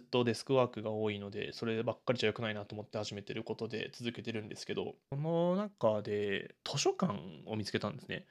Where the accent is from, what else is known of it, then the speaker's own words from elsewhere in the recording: Urayasu, Chiba, Japan; moved away as an adult; also born or lived in Nagano, Nagano; now in Kyojima, Tokyo, Japan; 僕は多分暮らしていた時期だけで言えば引っ越してからの高校を卒業するまでの浦安がまあ長い